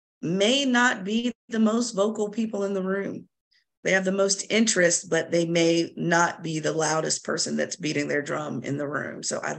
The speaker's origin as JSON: {"language": "English", "region": "Virginia", "country": "United States", "tie": "born or raised there", "said": "We both were born and raised in Virginia, educated in Virginia, all Virginia schools."}